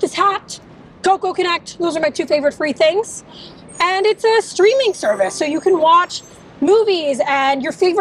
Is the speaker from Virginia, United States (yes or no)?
yes; Virginia, United States; also born or lived in Washington, D.C.; now in New York, United States; I grew up in D.C., like Virginia specifically.